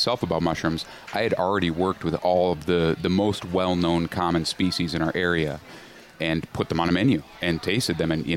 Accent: Willmar, Minnesota, United States; I grew up in Wilmer, Minnesota, about 2 hours west of the cities

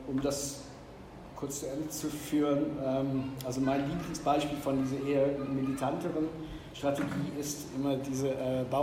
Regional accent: North Rhine-Westphalia, Germany; in Nordrhein-Westfalen, wo ich herkomme

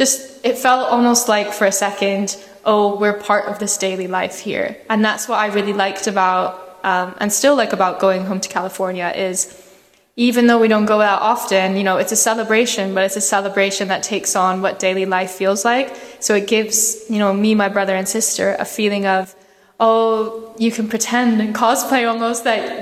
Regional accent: Scotland, United Kingdom; also born or lived in Kuwait / Thailand; I was born in Kuwait and I lived there for like a couple years. And then we moved to Scotland, where I was for a few more years. And then we moved to Thailand for a couple years, came back to Scotland

